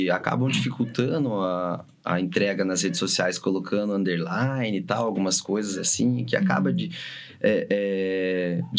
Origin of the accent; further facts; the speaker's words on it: São José dos Pinhais, Paraná, Brazil; tô em São José. tô aqui, velho. Tô de boa aqui. tô na minha terra